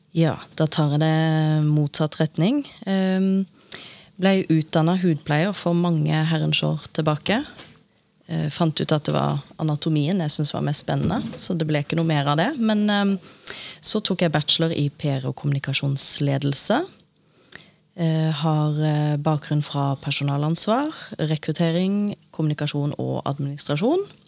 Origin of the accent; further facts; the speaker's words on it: Lillesand, Agder, Norway; accent: Sørlandet dialect; now in Oslo, Norway; bodd like lenge i Oslo som i Lillesand. Dere hører sikkert at jeg har litt sørlandsdialekt